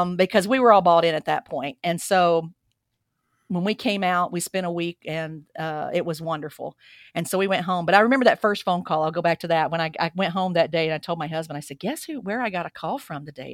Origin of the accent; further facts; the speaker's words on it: Alabama, United States; moved away as an adult; now in Boise, United States; I grew up in Alabama, And every single day out here, I get asked where I'm from because, um, my accent's just a part of who I am now.